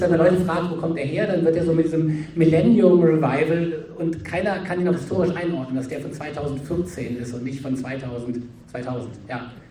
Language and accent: German; Berlin, Germany; bin jetzt kein alpiner Mensch, ich komme aus Berlin